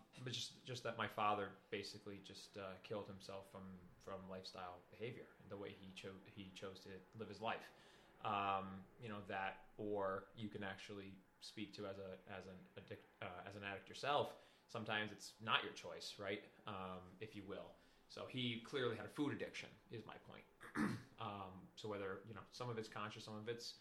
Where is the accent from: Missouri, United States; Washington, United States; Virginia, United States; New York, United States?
New York, United States; Schenectady; I grew up in Schenectady right here